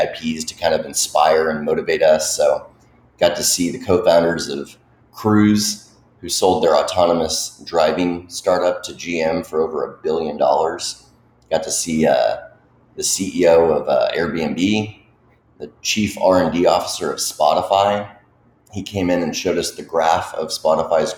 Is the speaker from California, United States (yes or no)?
no; Dallas, Texas, United States; I grew up in the Dallas area